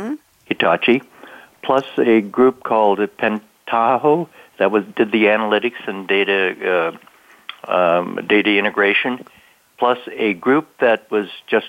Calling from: Santa Clara, California, United States; I'm calling from Herndon, Virginia. My regular place of employment is in Santa Clara, California, but I'm out here enjoying a bit of vacation.

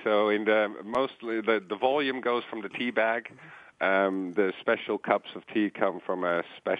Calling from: Aptos, California, United States; I'm calling you currently from Aptos, California, which is just south of Santa Cruz, which itself is just south of Silicon Valley on the Pacific Coast.

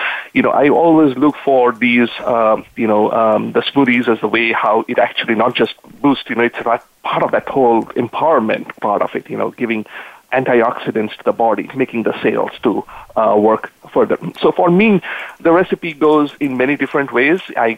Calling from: Santa Clara, California, United States; I'm actually calling from Santa Clara in California. And that's where I live, and I enjoy the weather out here in California.

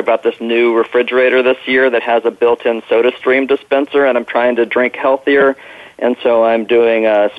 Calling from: Los Angeles, California, United States; I'm calling in from Los Angeles today.

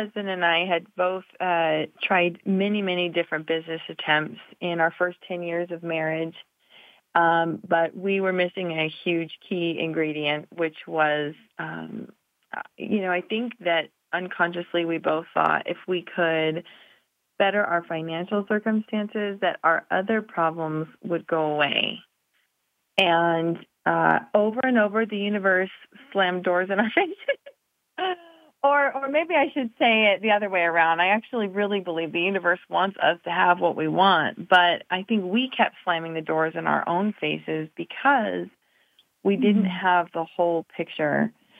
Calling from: Reno, Nevada, United States; I'm in Reno, Nevada.

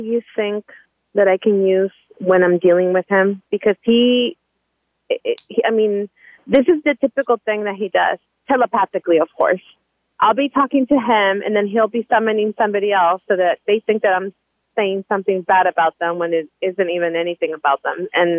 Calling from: Anaheim, California, United States; I'm calling in from Anaheim

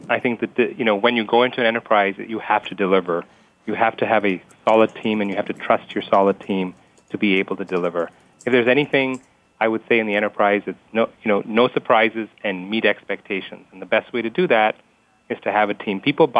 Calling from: Dallas, Texas, United States; I'm calling from Dallas, Texas.

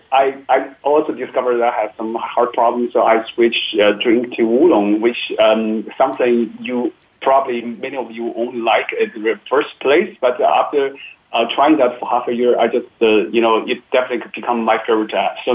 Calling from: Beijing, China; English is a second language; I'm calling from Beijing, but hopefully next summer we come calling from Paris. So I'm in the middle of a vacation.

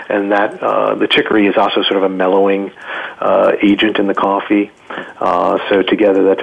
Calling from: Adirondacks, upstate New York, United States; I am calling in from the beautiful Adirondacks of upstate New York, where I'm very happy to reside

